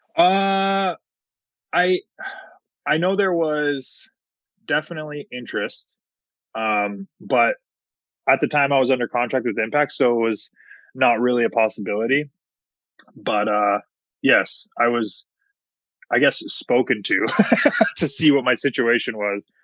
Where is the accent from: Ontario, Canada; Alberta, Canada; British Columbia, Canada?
Ontario, Canada; Hamilton; my hometown of Hamilton, Ontario